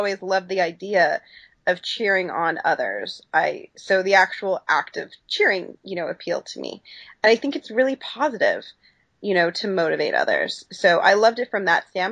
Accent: Owen Sound, Ontario, Canada; moved away as an adult; now in United States; growing up in Owen Sound, Ontario

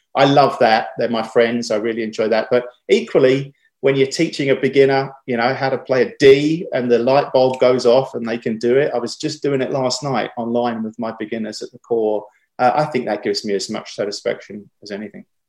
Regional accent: Chelmsford, East of England, United Kingdom; moved away as an adult; now in United States; I was born in Chelmsford, Essex, uh, she's just outside of London, really, and uh, grew up there my whole life uh, until I went to college and then moved over to the States later

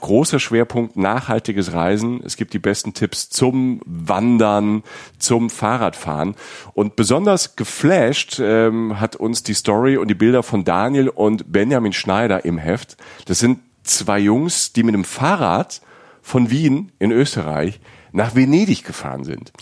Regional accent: Rhineland-Palatinate, Germany; ich komme also ich komme aus der Pfalz. Bei uns auf dem Dorf

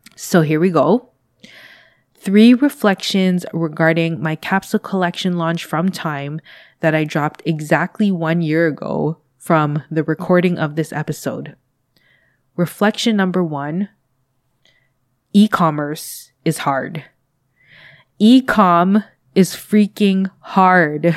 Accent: Canada; I am a Canadian based in Canada

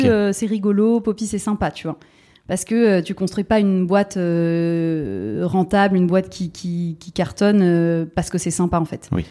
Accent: Bordeaux, Nouvelle-Aquitaine, France; moved away as an adult; also born or lived in Paris; je suis bordelaise, donc j'ai quitté Bordeaux pour aller à Paris.

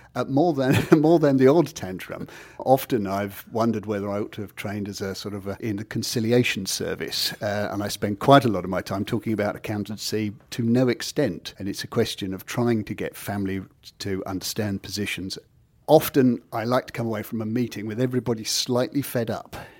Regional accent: Kent, South East England, United Kingdom; moved away as an adult; now in Norfolk, United Kingdom; I've only been in Norfolk for the last nearly thirty years, so I'm still coming from Kent

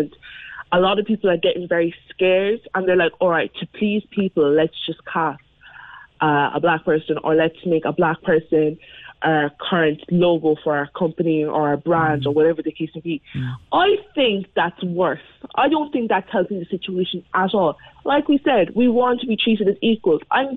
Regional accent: Mallow, Munster, Ireland; accent: North Cork; I'm as Mallow as they get. Like, I've lived here for nearly since I was 2 or 3. Like, I know nothing else.

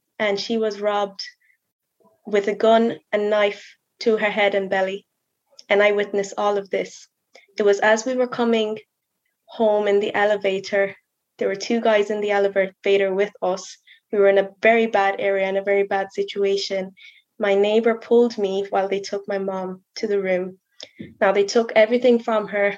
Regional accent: Mayo, Connacht, Ireland; also born or lived in South Africa; I'm from Mayo

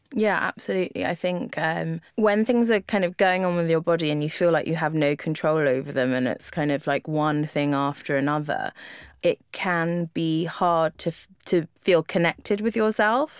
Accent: London, United Kingdom; also born or lived in Lisbon; being a Londoner

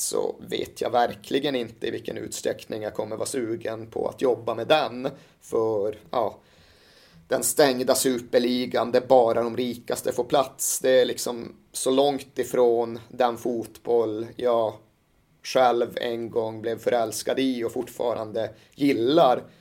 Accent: Malmberget, Norrbotten County, Sweden; Jag växte upp i Malmberget i mitten av 80-talet.

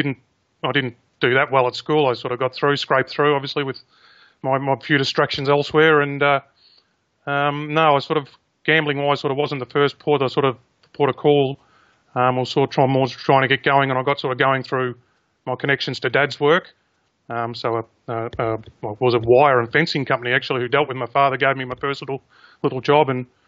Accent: Caulfield, Victoria, Australia; there's a lot of racing people around that club and born and bred in Caulfield.

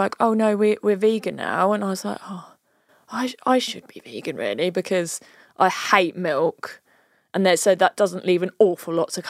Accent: United Kingdom; we're so British.

